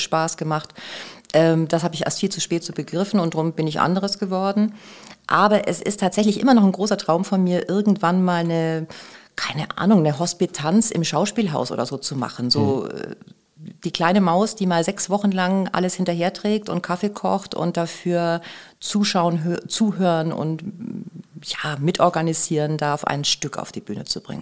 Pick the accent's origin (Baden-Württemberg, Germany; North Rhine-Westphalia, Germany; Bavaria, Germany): Bavaria, Germany; moved away as an adult; also born or lived in Augsburg; now in Hamburg, Germany; ich komme aus Bayern